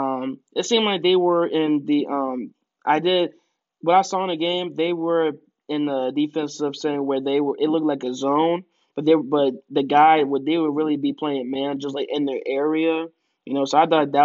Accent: Southeast Pennsylvania, United States; I'm from Southeast Pennsylvania

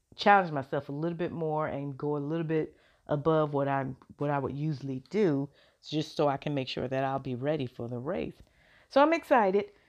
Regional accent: Chicago, Illinois, United States; that's my hometown, love Chicago

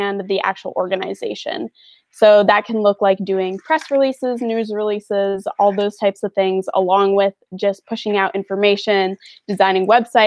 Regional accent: Brockville, Ontario, Canada; moved away as an adult; now in Marion, United States; I'm from Brockville, Ontario, Canada

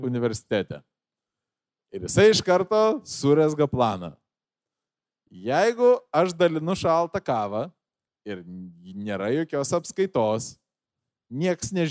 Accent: Lithuania; aš esu iš Fabų. Fabai yra tas rajonas

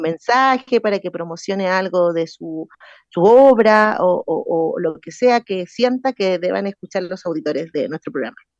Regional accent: Chile; soy de aquí de Win

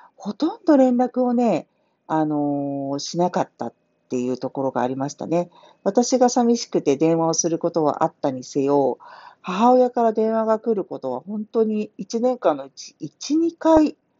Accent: Tokyo, Japan; moved away as an adult; now in Kansai, Japan; 私自身が東京で生まれましたので

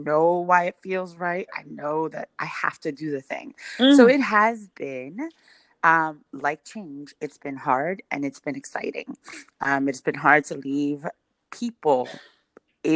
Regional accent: West New York, New Jersey, United States; moved away as an adult; now in Mansfield, United States; Born in New York, raised in West New York, ooh, New Jersey, and currently living in Mansfield, Texas.

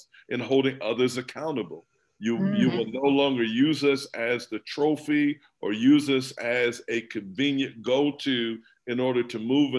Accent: Nebraska, United States; I was born and raised in Nebraska

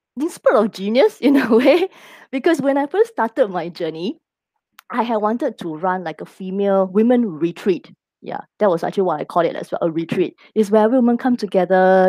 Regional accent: Singapore; I am local Singaporean married to uh, an expat

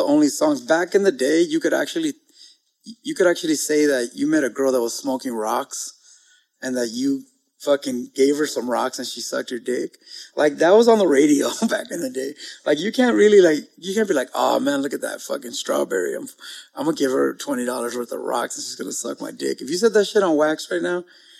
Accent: Los Angeles, California, United States; I'm from Mid City.

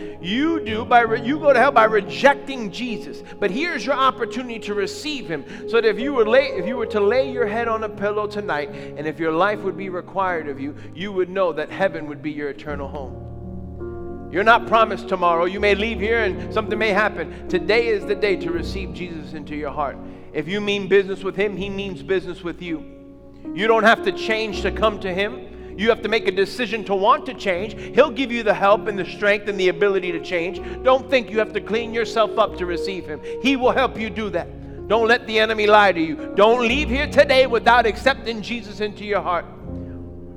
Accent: New York, United States; I grew up in New York just wreaking havoc

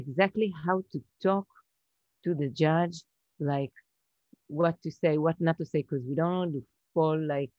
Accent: Israel; English is a second language; I'm from Israel.

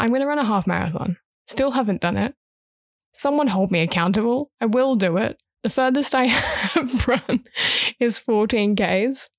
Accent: Brisbane, Queensland, Australia; accent: English; also born or lived in Huntingdon, United Kingdom / Sydney, Australia; I've grown up in Brisbane

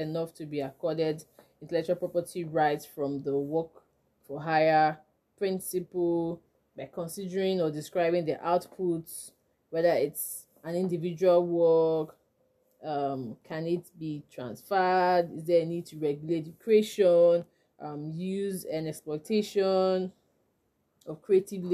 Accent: Nigeria; I'm a Nigerian intellectual property lawyer

